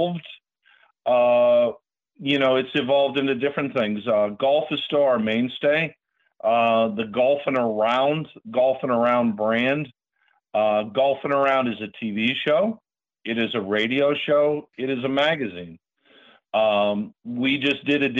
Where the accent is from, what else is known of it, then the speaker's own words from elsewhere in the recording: Latrobe, Pennsylvania, United States; La Trobe, my hometown